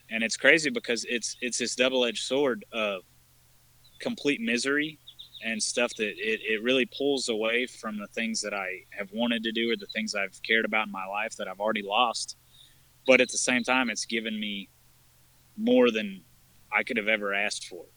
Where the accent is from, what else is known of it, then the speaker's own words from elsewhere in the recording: Texas, United States; I've lived in Texas pretty much my whole life